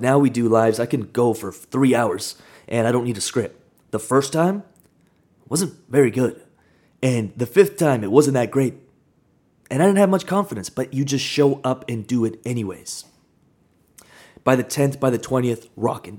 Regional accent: Kamloops, British Columbia, Canada; I grew up in Kamloops, smaller town

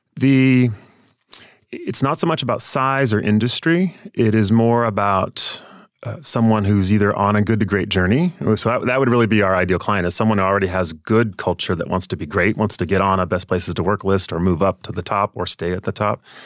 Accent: near Portland, Washington, United States; also born or lived in Seattle area, Washington; I grew up, though, down near Portland, Oregon, right across the Columbia River in Washington still

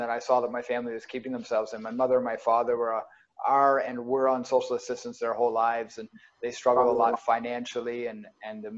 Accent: New Glasgow, Nova Scotia, Canada; also born or lived in Dartmouth, Nova Scotia; I was born in Dartmouth and grew up in Dartmouth till I was around 8 years old, and then moved to Pictou County, just New Glasgow area

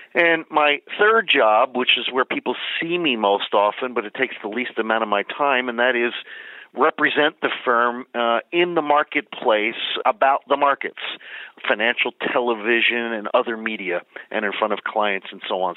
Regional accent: Philadelphia, Pennsylvania, United States; also born or lived in Bethlehem, Pennsylvania; I was born and raised in the Philadelphia area

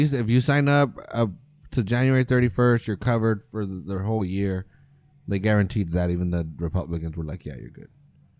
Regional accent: United States; I'm raised in this, I'm coddled, I'm an American

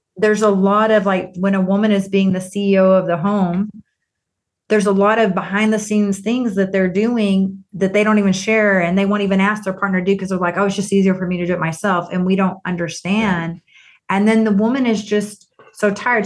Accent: Texas, United States; I grew up in Texas

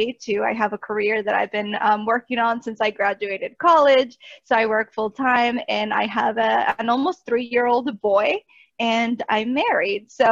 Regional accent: Texas, United States; moved away as an adult; now in New York, United States; I was born and raised in Texas

